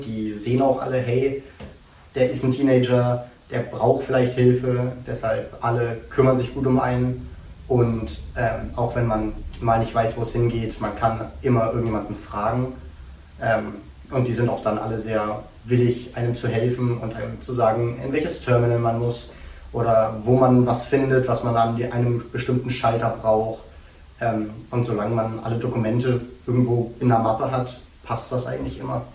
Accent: Dresden, Saxony, Germany; also born or lived in North Carolina, United States; ich komme aus Dresden

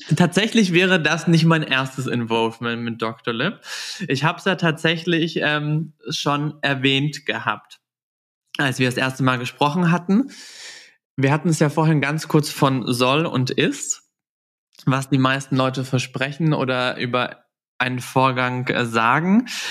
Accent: Southern Germany, Germany; moved away; in meiner Heimat nach Süddeutschland

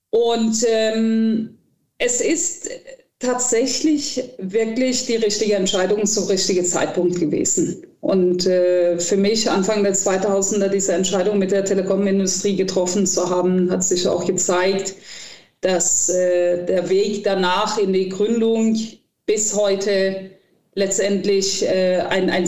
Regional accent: Cologne, North Rhine-Westphalia, Germany; Ich finde, das gehört als Kölnerin dazu.

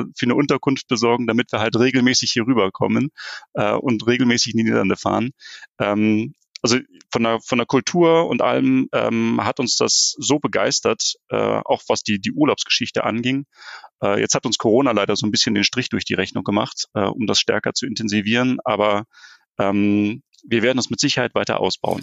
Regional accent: Berlin, Germany; moved away as an adult; now in North Rhine-Westphalia, Germany; ich bin, bin gebürtiger Berliner, das heißt also, ich komme eher von der, von der polnischen Grenze

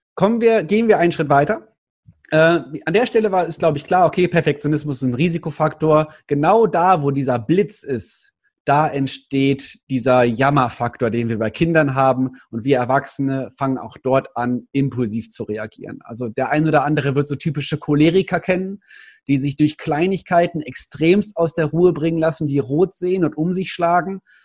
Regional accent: Cologne, North Rhine-Westphalia, Germany; Ich als Kölner

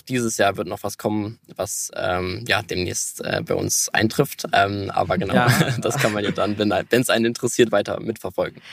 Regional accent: Hamburg, Germany; Ja, also wir, wir kommen beide aus Hamburg und wohnen auch hier

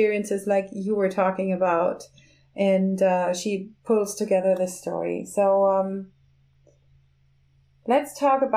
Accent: southwest Germany, Germany; accent: southwest German; my local accent from the southwest of Germany

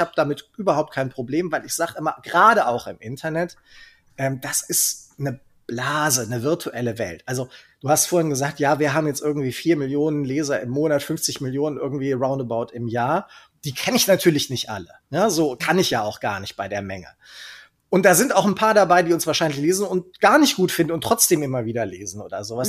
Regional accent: Cologne, North Rhine-Westphalia, Germany; accent: Kölsch; also born or lived in Nuremberg; ich bin komplett sozialisiert und aufgewachsen in Köln

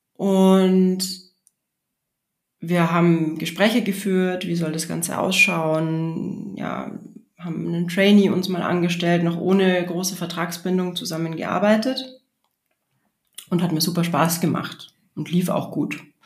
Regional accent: Regensburg, Bavaria, Germany; im Stadttheater in Regensburg, wo ich aufgewachsen bin

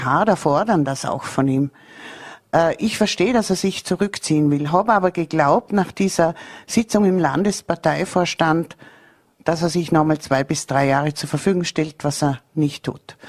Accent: Bregenz, Vorarlberg, Austria; ich bin so stolz als gebürtige Prägenzerin

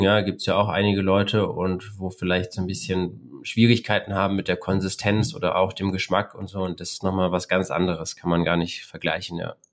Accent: Berlin, Germany; Ich bin eher so am Stadtrand von Berlin groß geworden

